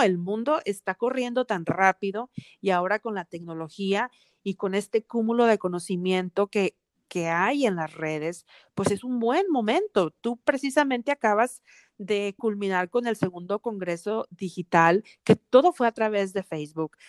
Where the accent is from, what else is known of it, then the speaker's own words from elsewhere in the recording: Monterrey, Nuevo León, Mexico; now in Atlanta, United States; crecimos en Monterrey, una ciudad muy conservadora